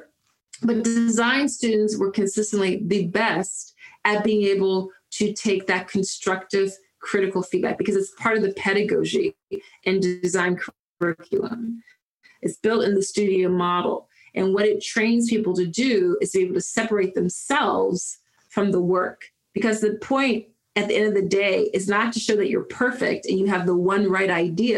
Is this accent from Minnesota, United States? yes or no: no; Philadelphia, Pennsylvania, United States; growing up in Philly in East Mount Airy